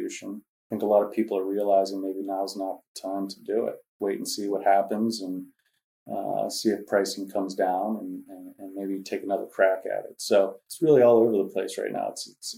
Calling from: Monroeville, Pennsylvania, United States; I am coming from Monroeville, Pennsylvania.

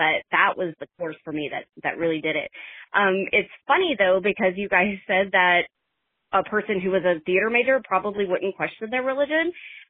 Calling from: Fayetteville, Arkansas, United States; Hi, y'all. … I'm calling from Fayetteville, Arkansas.

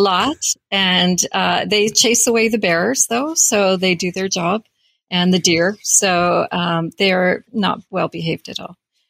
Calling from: Gibsons, British Columbia, Canada; I am calling from Gibson's, BC. It's not an island. Yeah, British Columbia.

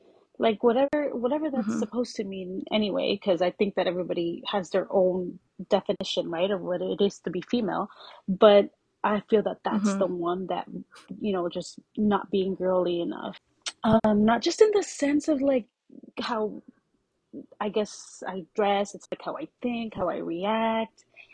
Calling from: Mansfield, Texas, United States; I am in Mansfield, Texas, which I'm sure nobody knows where that is, but it's in the DFW area.

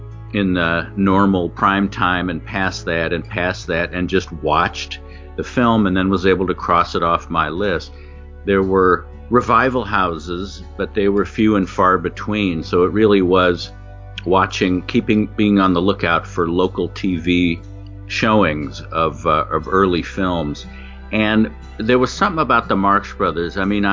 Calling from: Los Angeles, California, United States; I'm calling from Studio City, California. I am now a writer and voiceover actor.

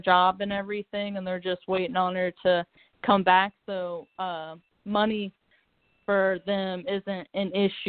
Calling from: Cincinnati, Ohio, United States; I'm calling from Cincinnati, Ohio.

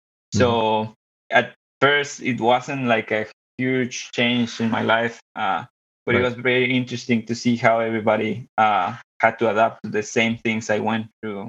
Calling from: Monterrey, Nuevo León, Mexico; I'm calling from the meat capital of Mexico, Monterrey, Nuevo León.

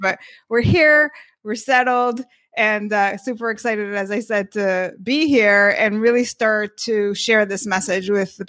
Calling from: Miami Beach, Florida, United States; also born or lived in San Francisco; So we are right now in Miami Beach. We recently relocated from San Francisco.

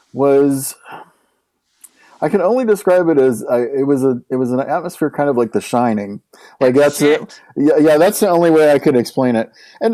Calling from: Washington, D.C. area, United States; Yeah, I'm just outside of Washington, D.C.

